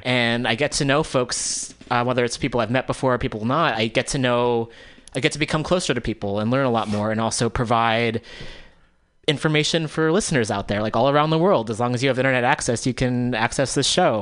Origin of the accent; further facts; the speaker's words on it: East Bay, California, United States; also born or lived in New York City; I grew up here in the East Bay